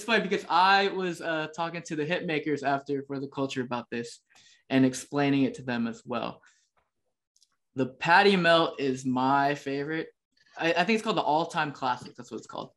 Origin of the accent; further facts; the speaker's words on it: Texas, United States; I'm from Texas